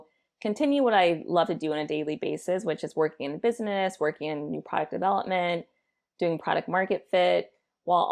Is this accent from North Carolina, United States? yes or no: no; St. Louis, Missouri, United States; also born or lived in Addis Ababa, Ethiopia; I'm from St. Louis, Missouri. It is my home base